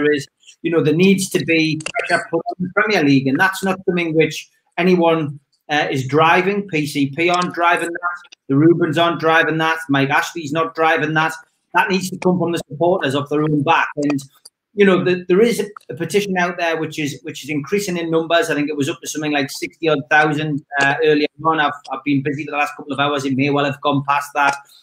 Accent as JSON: {"language": "English", "town": "Newcastle upon Tyne", "region": "North East England", "country": "United Kingdom", "accent": "Geordie", "said": "I'm from Newcastle"}